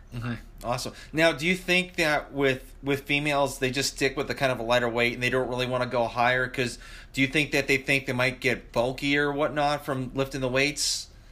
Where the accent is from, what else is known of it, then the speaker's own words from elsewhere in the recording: Massachusetts, United States; now in Georgia, United States; I live in Georgia right now. I'm originally from Massachusetts